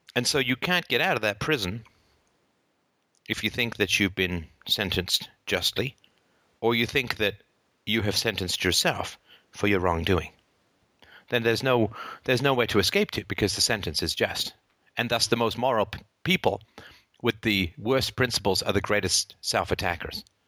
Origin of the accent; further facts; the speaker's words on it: Ireland; I happen to be born in Ireland.